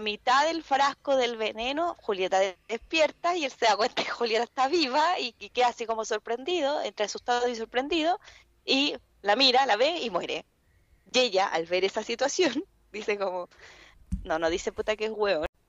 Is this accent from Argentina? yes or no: no; Chile; nosotros como, como chilenos, después de haber vivido lo que pasó el 27F